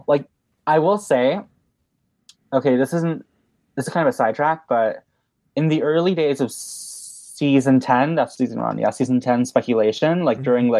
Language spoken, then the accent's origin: English; Mexico; moved away as an adult; also born or lived in Vancouver, Canada; now in Canada; I was born in Vancouver, Canada. {S0} Okay. {S3} And then I moved to Mexico when I was 6 years old. And I lived there for 12 years mm-hmm. until last month when I moved to Canada.